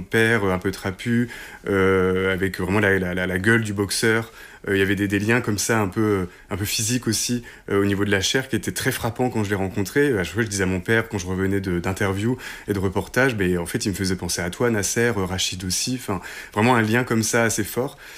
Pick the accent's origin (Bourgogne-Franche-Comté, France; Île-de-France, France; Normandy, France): Normandy, France; Hérouville-Saint-Clair; Nous, on est originaire d'Hérouville-Saint-Clair, qui est une petite banlieue à côté de Caen